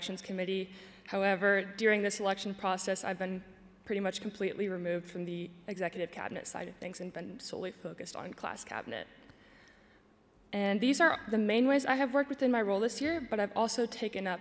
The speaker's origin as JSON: {"language": "English", "town": "Akron", "region": "Ohio", "country": "United States", "moved": "as an adult", "said": "I'm from Akron, Ohio."}